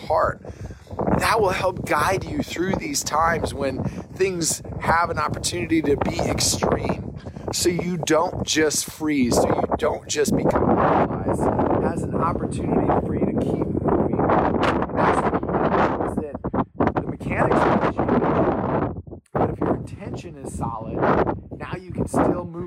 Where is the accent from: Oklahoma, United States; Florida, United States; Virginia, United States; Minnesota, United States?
Minnesota, United States; moved away as an adult; now in Texas, United States; I grew up in Minnesota